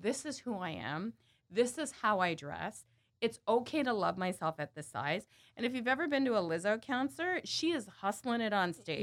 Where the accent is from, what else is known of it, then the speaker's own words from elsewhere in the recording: Burlington, Ontario, Canada; growing up in Canada, I grew up in, uh, in Burlington, Ontario